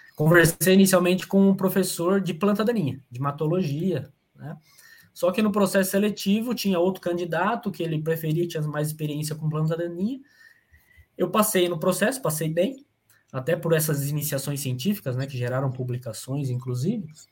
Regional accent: São Carlos, São Paulo, Brazil; Eu sou natural de São Carlos, interior de São Paulo.

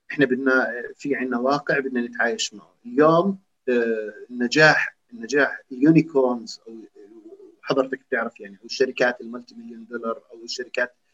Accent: Jordan; احنا عم نحكي عن شباب اردنيين بيشبهونا

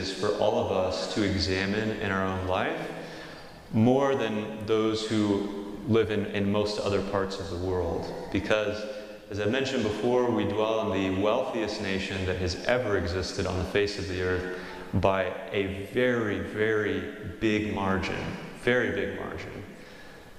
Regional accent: St. Joseph, Missouri, United States; I'm from St. Joe originally

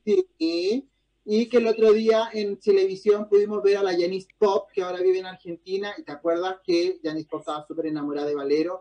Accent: Chile

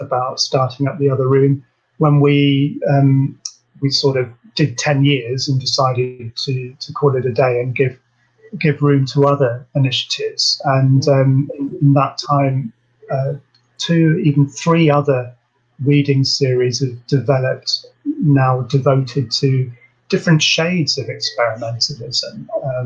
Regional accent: Surrey, South East England, United Kingdom; moved away; also born or lived in Liverpool; growing up in Surrey

